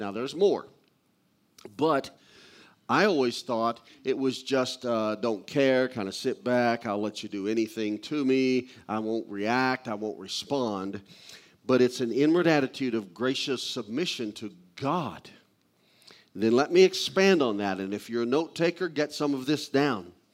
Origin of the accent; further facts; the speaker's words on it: Missouri, United States; I grew up in Missouri. I'm a hillbilly.